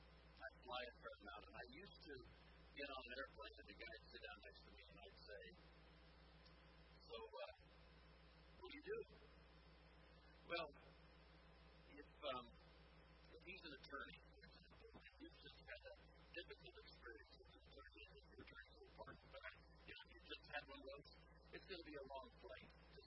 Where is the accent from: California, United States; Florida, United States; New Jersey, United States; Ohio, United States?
California, United States; Alameda; born there; I was born on March 17, 1942, in Alameda, California.